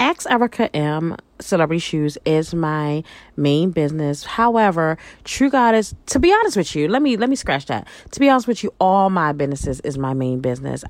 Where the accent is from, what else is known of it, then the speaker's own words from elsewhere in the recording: Baltimore, Maryland, United States; moved away; also born or lived in New York; I'm originally from Baltimore, Maryland. I grew up, I'm a northern girl. I grew up in Baltimore. I also grew up in New York.